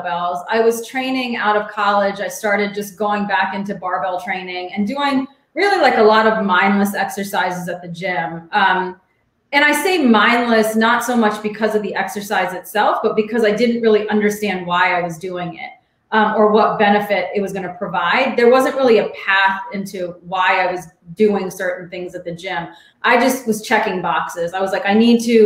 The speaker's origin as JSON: {"language": "English", "town": "Alexandria", "region": "Virginia", "country": "United States", "tie": "born or raised there", "also_born_or_lived": "Arlington, Virginia", "said": "I grew up in Alexandria, which is a suburb of DC. So I've been here my whole life."}